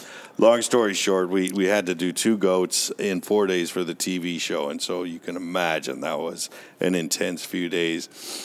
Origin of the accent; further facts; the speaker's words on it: United States; We're that's part of being an American, is we're very brand loyal.